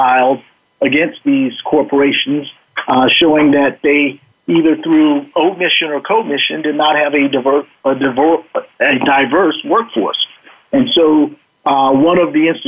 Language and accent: English; United States; as a black man growing up in the United States